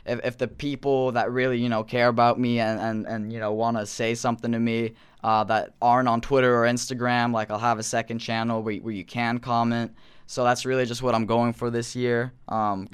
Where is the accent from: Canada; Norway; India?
Norway; I'm not American. I'm from Norway